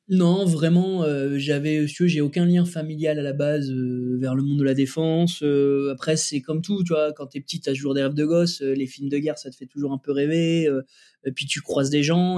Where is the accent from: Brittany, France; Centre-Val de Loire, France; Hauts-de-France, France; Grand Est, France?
Hauts-de-France, France; Lille; also born or lived in Roubaix; je suis un petit gars qui a grandi entre Lille et Roubaix